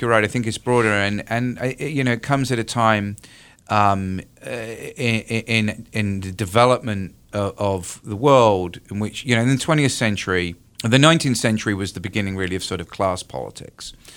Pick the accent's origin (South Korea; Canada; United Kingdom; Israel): United Kingdom; moved away as an adult; now in North Carolina, United States; I'm originally from the U K.